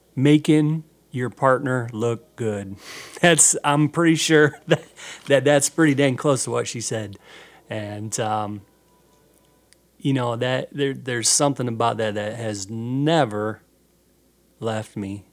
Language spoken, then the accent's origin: English; Norwalk, United States; my hometown in Norwalk